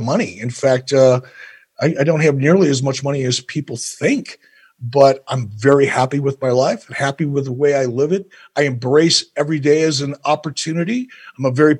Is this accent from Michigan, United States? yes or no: yes; Detroit, Michigan, United States; I was born in Detroit, Michigan in 1955